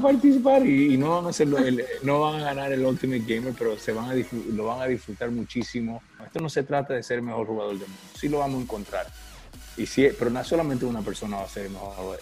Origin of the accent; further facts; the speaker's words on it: Miami, Florida, United States; Miami es mi, casa, es, yo soy de Miami, um, nacido